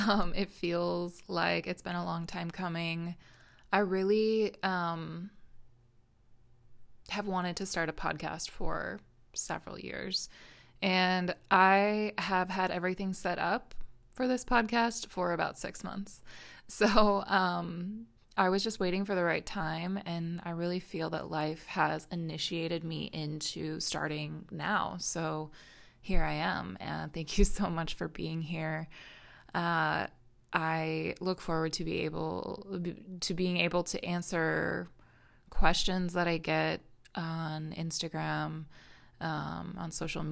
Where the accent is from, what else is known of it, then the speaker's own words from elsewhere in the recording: Minnesota, United States; born there; I was born in Minnesota. I've lived all over the world since then.